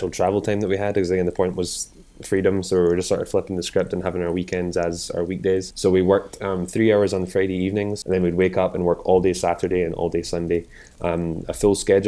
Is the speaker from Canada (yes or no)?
no; Scotland, United Kingdom; moved away; also born or lived in North Carolina, United States; I'm from Scotland originally. I came over to North Carolina as well, and I studied at University in North Carolina.